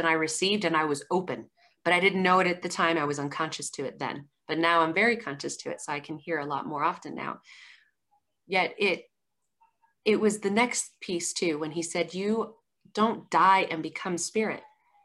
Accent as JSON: {"language": "English", "town": "Colorado Springs", "region": "Colorado", "country": "United States", "said": "I'm from Colorado Springs, Colorado."}